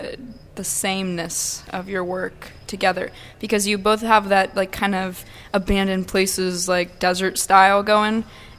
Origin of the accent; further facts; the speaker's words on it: San Diego, California, United States; first language Russian; moved away; also born or lived in Russia; where I grew up in San Diego, the town I grew up in, actually, in San Diego.